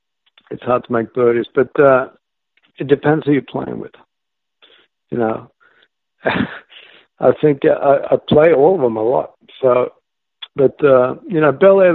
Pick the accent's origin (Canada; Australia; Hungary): Australia; growing up in Australia